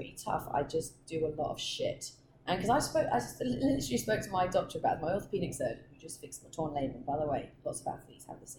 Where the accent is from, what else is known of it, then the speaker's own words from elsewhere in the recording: England, United Kingdom; now in Austin, United States; But being English, I might be all right.